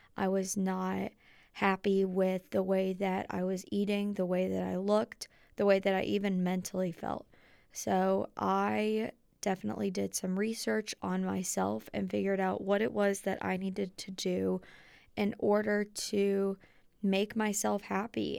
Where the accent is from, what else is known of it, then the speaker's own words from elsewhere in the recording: Dayton, Ohio, United States; moved away as an adult; My hometown is in Dayton, Ohio